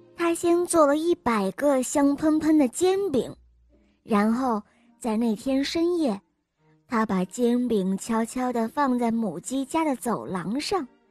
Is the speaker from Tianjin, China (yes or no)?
no; Hefei, Anhui, China; 我今年六岁了，我来自安徽合肥